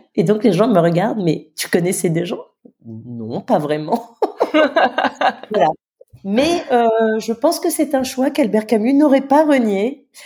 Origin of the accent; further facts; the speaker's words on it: Nouméa, South Province, New Caledonia; also born or lived in Mont-Dore, New Caledonia / Paris, France / Lille, France; calédonienne, donc je suis née à Nouméa